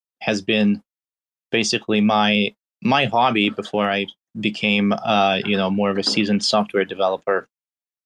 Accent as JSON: {"language": "English", "country": "Belarus", "also_born_or_lived": "Pittsburgh, Pennsylvania, United States", "moved": "yes", "lives_now": "United States", "said": "I'm originally from Belarus, so I came to the United States in 2001"}